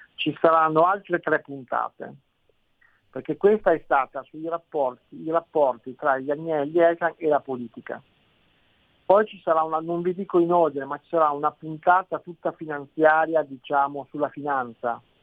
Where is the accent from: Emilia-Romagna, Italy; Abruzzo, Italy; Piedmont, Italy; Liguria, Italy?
Piedmont, Italy; Turin; io non sono torinese, io sono nato a Torino ma mio padre è nato a Perugia